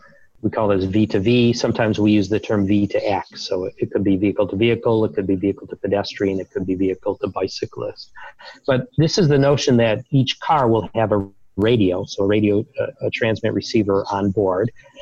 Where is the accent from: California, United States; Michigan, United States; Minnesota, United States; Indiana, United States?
Michigan, United States; Detroit; I grew up playing baseball, and my hometown team is the Detroit Tigers, and I love to go to games in the summer.